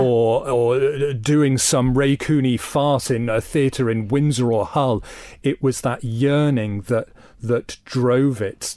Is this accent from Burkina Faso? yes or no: no; Isle of Man; moved away as an adult; the Isle of Man and this wonderful place that I grew up